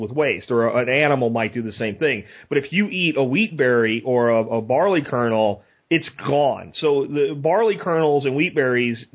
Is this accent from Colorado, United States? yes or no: no; Florida, United States; where I grew up in Florida